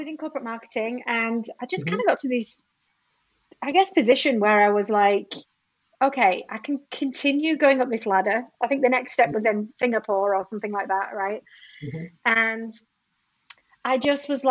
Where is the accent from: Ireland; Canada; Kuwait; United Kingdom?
United Kingdom; moved away as an adult; also born or lived in Sydney, Australia; I am British